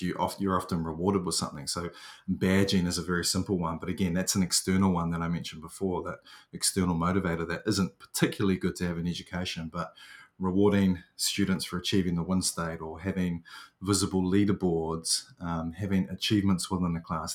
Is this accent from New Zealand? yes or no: yes; New Zealand; I'm New Zealanders.